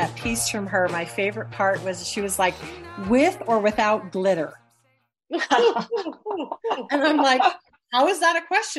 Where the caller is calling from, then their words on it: Provo, Utah, United States; I'm calling from Provo and Momo.